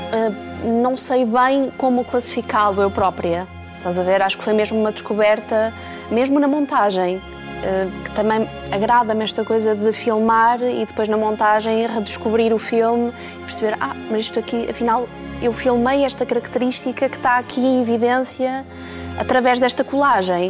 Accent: Bragança, Norte, Portugal; Eu sou de Bragança, não sou de, do Oeste

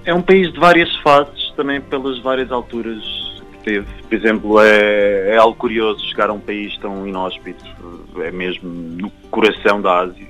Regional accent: Algarve, Portugal; moved away as an adult; also born or lived in Canada; now in Lisbon, Portugal; eu, eu, nasci no Canadá e cresci no Algarve. Então, fiz aqui a escola primária, básica

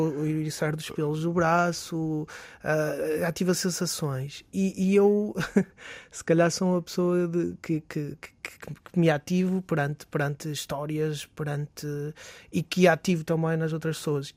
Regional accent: Barcelos, Norte, Portugal; now in Braga, Portugal; somos de Barcelos, naturais de Barcelos

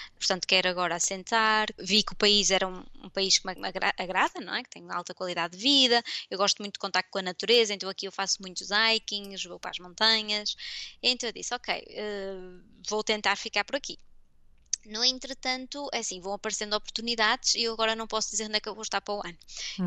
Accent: Porto, Norte, Portugal; moved away as an adult; also born or lived in Denmark / United States / Belgium / England; now in Fribourg, Switzerland; eu sou do Porto

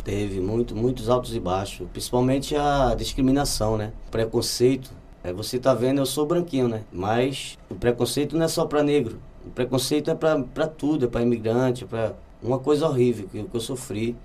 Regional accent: Olinda, Pernambuco, Brazil; moved away as an adult; now in Lisbon, Portugal; O nome do meu bairro lá em Olinda se chama Águas Compridas, que sou de lá

